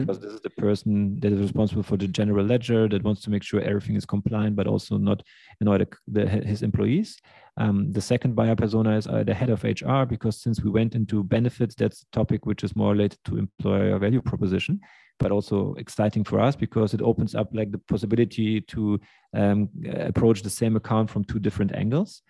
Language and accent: English; Germany; also born or lived in Russia; I'm from Russia. Grew up in Germany.